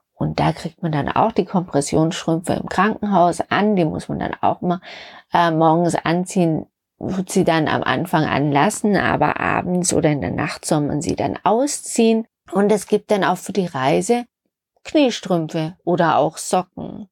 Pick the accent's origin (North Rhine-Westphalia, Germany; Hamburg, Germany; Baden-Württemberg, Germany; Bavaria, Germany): Baden-Württemberg, Germany; Stuttgart; in Schwaben, Stuttgart, wo ich herkomme